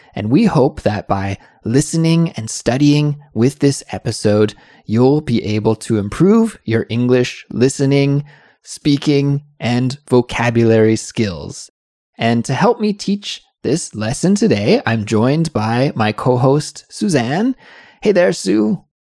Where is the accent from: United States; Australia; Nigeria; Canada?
Canada; now in South Korea; I'm from Canada, but I'm living in South Korea.